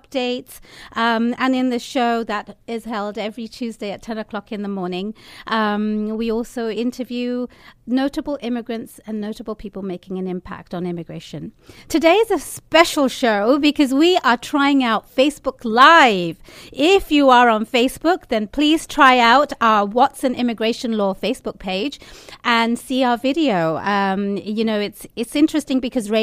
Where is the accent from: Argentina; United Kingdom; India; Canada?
United Kingdom; now in United States; as a Brit